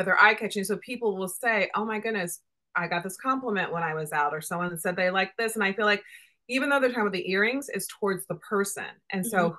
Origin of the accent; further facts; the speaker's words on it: Indiana, United States; now in New York, United States; I'm a Midwest girl. I grew up in Indiana